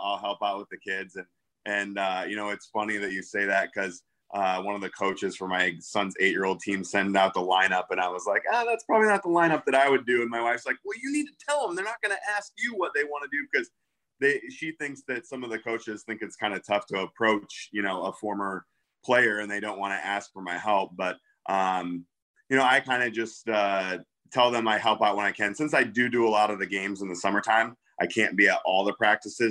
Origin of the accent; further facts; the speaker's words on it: Midwest, United States; now in Naperville, United States; I'm from the Midwest